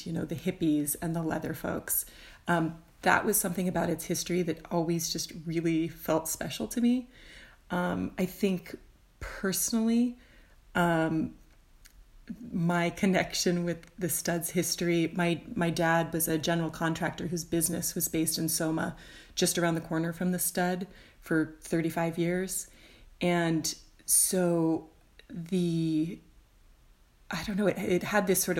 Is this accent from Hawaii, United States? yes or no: no; San Francisco, California, United States; I am originally from San Francisco. I've lived in the Bay Area my whole life.